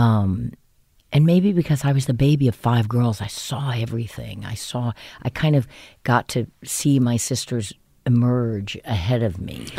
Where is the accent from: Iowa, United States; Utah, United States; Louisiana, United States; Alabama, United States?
Louisiana, United States; New Orleans; moved away; I grew up in New Orleans